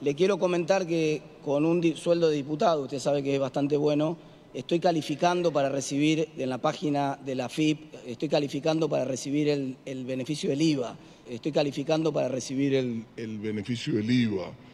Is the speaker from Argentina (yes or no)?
yes; Buenos Aires, Argentina; yo soy porteño